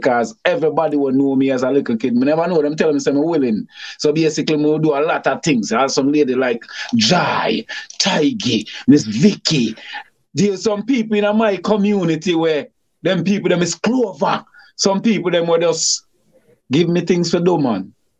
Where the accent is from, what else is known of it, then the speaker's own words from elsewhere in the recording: Grand Spence, Saint Thomas Parish, Jamaica; Growing up in Grand Spence, St. Thomas, we grew up around some get a superstar.